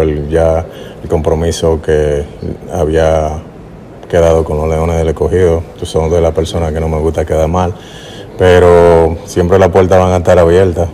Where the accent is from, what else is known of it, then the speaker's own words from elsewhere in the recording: Dominican Republic; moved away; aquí en mi país